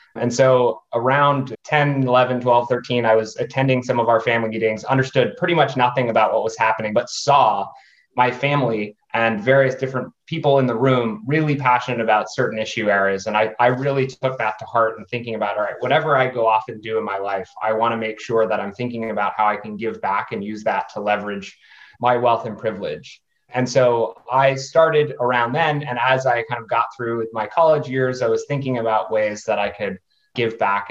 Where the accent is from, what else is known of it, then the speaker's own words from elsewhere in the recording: New Hampshire, United States; now in Washington D.C. area, United States; I am from New Hampshire originally. Currently live in just north of the Washington D.C. metro area